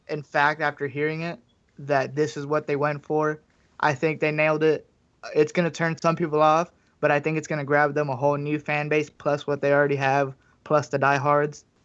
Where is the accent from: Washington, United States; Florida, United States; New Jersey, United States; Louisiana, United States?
Florida, United States; Miami; I was born in Miami, Florida.